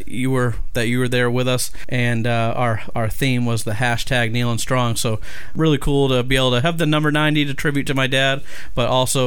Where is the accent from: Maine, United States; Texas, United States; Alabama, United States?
Maine, United States; I'm from Maine